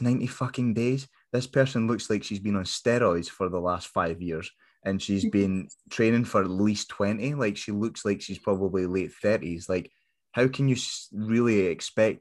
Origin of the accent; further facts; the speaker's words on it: Scotland, United Kingdom; we're Scottish